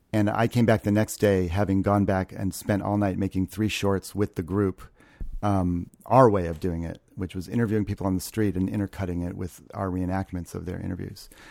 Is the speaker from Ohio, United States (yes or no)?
yes; Ohio, United States; moved away; also born or lived in New York; I grew up in Ohio